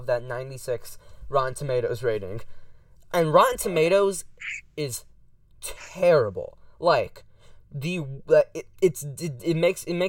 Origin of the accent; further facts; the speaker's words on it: Central Florida, United States; I was born in Central Florida. I was born literally like 40 minutes away from Tampa